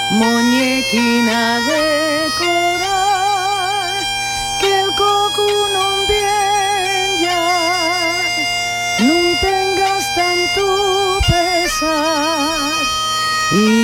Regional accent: Spain; siempre digo que soy la primera española que ha ido a llevar allí la copla y ha vuelto.

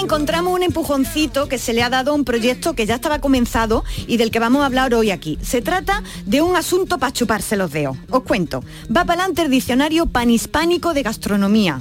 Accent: Andalusia, Spain; nuestra bandera también tiene nombre, arbonaida

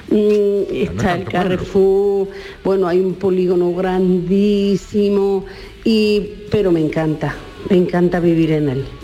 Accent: Córdoba, Andalusia, Spain; also born or lived in Lucena, Córdoba province; de Córdoba. Mira, yo soy de Córdoba capital, pero ahora voy a ser 38 años que me casé con una persona de un pueblo y vivo en ese pueblo

